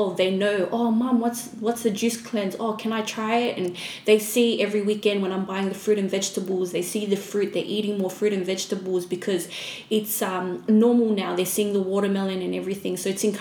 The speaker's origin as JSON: {"language": "English", "country": "Australia", "tie": "born or raised there", "also_born_or_lived": "Fiji", "said": "I was born in Fiji, raised in Australia."}